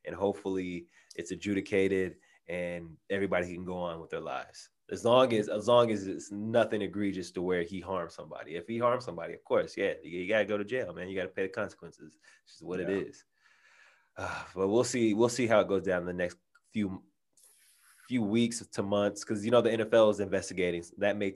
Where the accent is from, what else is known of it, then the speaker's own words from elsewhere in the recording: San Diego, California, United States; I'm from San Diego, you live in San Diego, we have the Del Mar Fair here